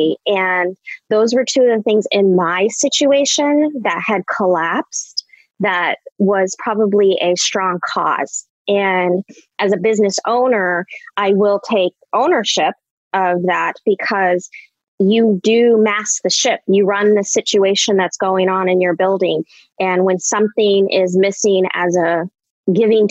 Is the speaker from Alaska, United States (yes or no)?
yes; Anchorage, Alaska, United States; moved away as an adult; also born or lived in Ohio / Minnesota / Illinois; now in Chicago, United States; I was born and raised in Anchorage, Alaska.